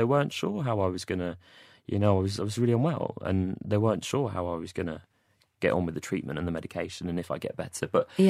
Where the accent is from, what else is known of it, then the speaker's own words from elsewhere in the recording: Watford, East of England, United Kingdom; born there; I was born in Watford. I was actually born in Watford.